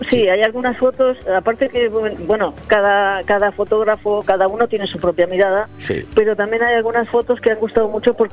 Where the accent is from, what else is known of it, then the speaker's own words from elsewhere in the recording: Argentina; also born or lived in Buenos Aires / Benidorm; now in Finestrat, Spain; Yo soy argentina, ah, sí. de abuelo alteano